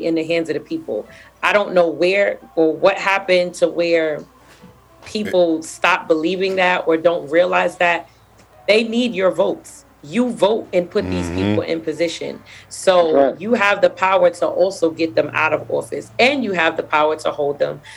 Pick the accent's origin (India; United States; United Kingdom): United States; New York City, New York; I'm from Brooklyn. Y'all know everything we do is extra.